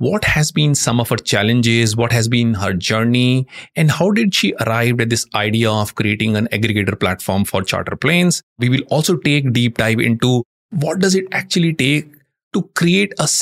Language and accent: English; Dehradun, Uttarakhand, India; I come from Dehradun, and right next to my house is a helipad